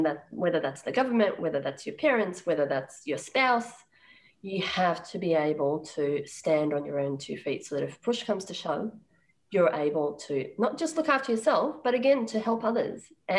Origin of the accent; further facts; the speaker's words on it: Sri Lanka; also born or lived in Uganda; So I was born in Uganda and I did primary school in Sri Lanka.